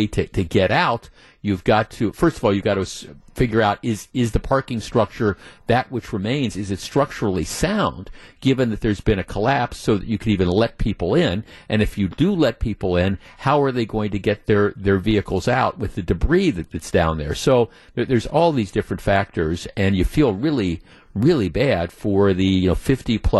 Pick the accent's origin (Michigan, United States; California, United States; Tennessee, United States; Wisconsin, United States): Wisconsin, United States; Glendale; also born or lived in Whitefish Bay, Wisconsin; I grew up in Glendale and I lived in Whitefish Bay for 30 years